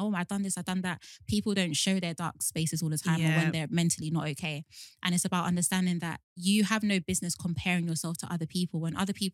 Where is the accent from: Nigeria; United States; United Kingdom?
Nigeria; as a Nigerian